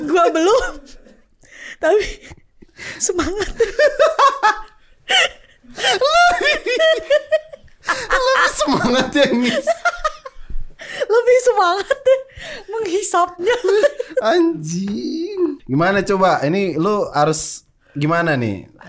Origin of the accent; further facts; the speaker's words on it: Lampung, Indonesia; gue dari Lampung